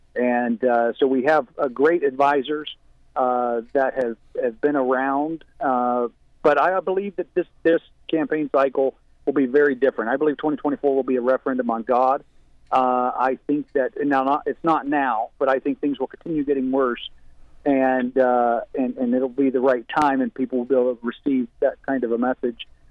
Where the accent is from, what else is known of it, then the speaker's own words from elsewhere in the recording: West Virginia, United States; also born or lived in Florida / Kentucky; I grew up in West Virginia.